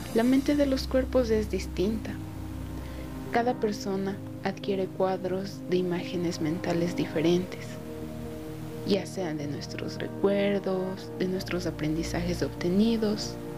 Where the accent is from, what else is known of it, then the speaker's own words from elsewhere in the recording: Tabacundo, Pichincha, Ecuador; Tengo 19 años y soy de Tabacundo